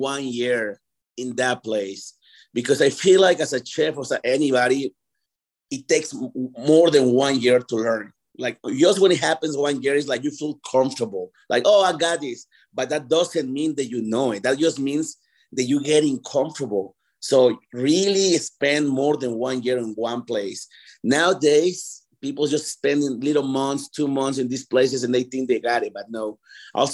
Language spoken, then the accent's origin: English; Mexico City, Mexico; now in Denver, United States; I'm from Mexico City